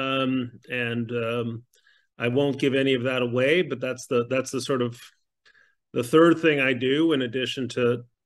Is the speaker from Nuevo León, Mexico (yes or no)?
no; Mexico City, Mexico; moved away; I grew up in Mexico City